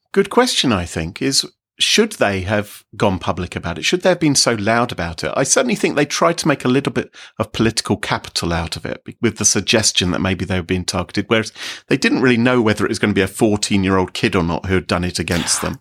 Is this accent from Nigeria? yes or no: no; United Kingdom; we here in Britain, we're all British